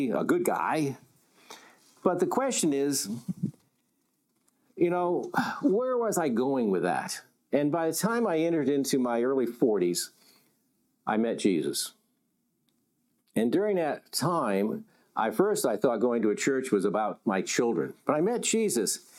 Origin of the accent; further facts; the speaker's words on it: Connecticut, United States; I grew up in Connecticut. I was what you would call a New England WASP.